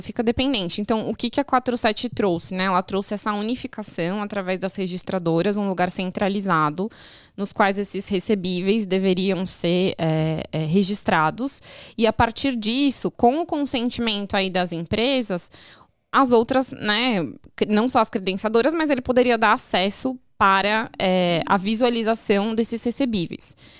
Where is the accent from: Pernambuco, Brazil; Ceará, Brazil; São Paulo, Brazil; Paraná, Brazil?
São Paulo, Brazil; eu sou de São Paulo